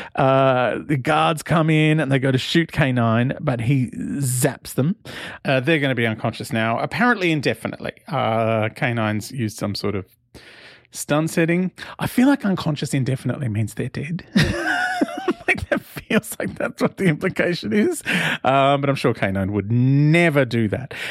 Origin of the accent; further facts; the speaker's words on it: Sydney, New South Wales, Australia; accent: Aussie; I'm Australian